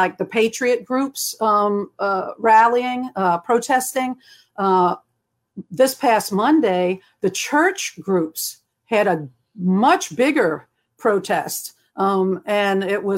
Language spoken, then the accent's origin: English; Kenner, Louisiana, United States; I'm from Kenner.